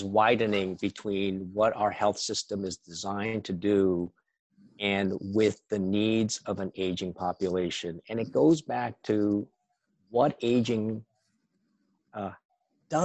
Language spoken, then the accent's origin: English; United States; I was born in the States, and my parents were immigrants from Taiwan.